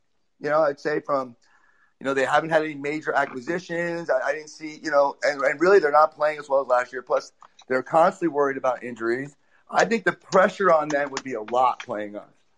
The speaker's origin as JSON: {"language": "English", "region": "New Jersey", "country": "United States", "tie": "born or raised there", "moved": "as an adult", "lives_now": "Dallas, United States", "said": "I'm originally from Jersey. Grew up a diehard Jersey Net fan my entire life"}